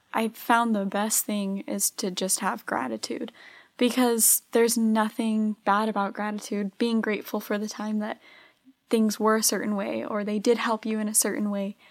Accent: Arizona, United States; I'm from Arizona.

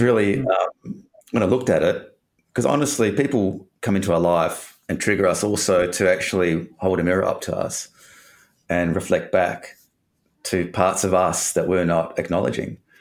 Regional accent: Perth, Western Australia, Australia; I'm from Perth, and grew up in Perth, Western Australia.

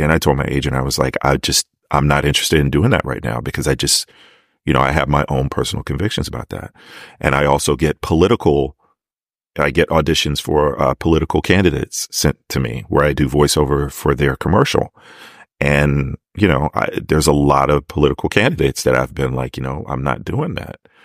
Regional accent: Maryland, United States; I'm from Maryland. Like I know that accent

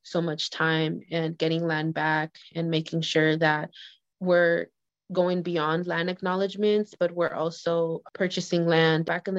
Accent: Hayward, California, United States; I was born and raised in Hayward

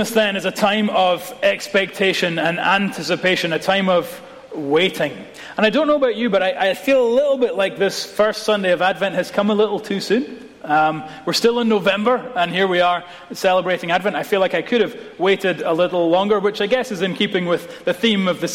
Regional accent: Scotland, United Kingdom; as a Scot

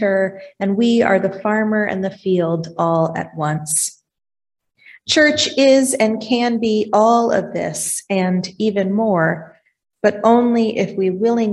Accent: Vermont, United States; also born or lived in Iowa; now in Dysart, Iowa, United States; Growing up in Vermont, I was raised to respect the work ethic of our farmers.

